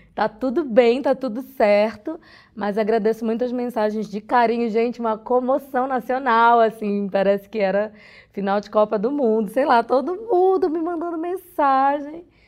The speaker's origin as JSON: {"language": "Portuguese", "region": "Pará", "country": "Brazil", "said": "sou do Pará"}